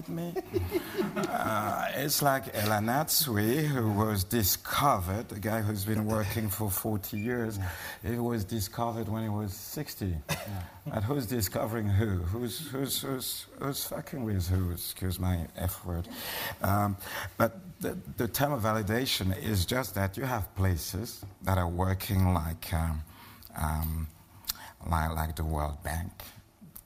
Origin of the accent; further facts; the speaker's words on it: Cameroon; I'm a Bassa from Cameroon